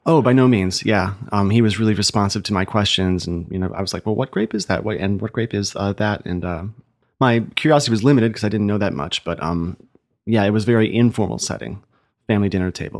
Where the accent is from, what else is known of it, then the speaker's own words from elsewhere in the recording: Ohio, United States; now in Chicago, United States; I grew up in Ohio.